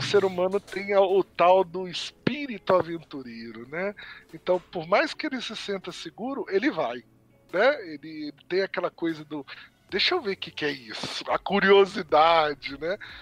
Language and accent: Portuguese; Brazil; somos brasileiros